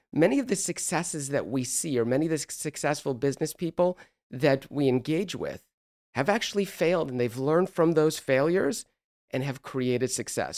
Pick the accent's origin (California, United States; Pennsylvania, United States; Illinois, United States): California, United States; Los Angeles; moved away as an adult; also born or lived in East Coast; I grew up in Los Angeles